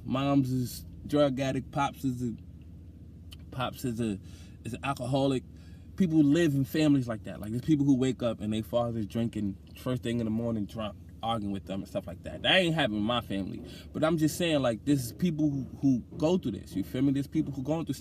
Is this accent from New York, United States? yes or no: yes; New York, United States; also born or lived in Bronx, New York / Brownsville, Brooklyn; I was born in Lincoln Hospital, and I lived in Mitchell Projects in the Bronx for the first 10 years of my life